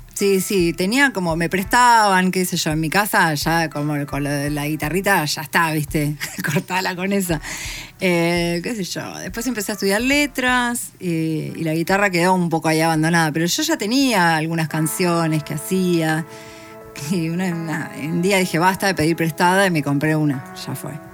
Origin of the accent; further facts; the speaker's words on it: La Plata, Buenos Aires Province, Argentina; yo igual siempre viví en La Plata, soy de La Plata.